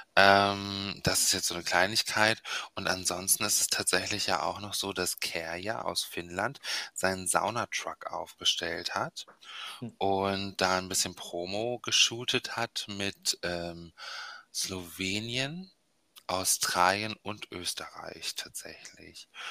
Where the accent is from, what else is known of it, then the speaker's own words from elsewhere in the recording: Bremen, Germany; ich bin in Bremen aufgewachsen, ähm, Nähe Überseestadt